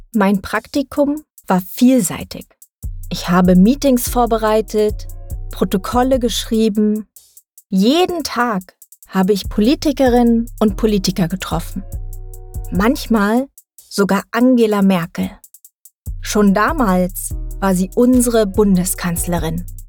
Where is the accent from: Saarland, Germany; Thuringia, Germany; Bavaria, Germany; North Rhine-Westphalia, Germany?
Thuringia, Germany; moved away as an adult; now in Berlin, Germany; Ich bin in Thüringen geboren und aufgewachsen.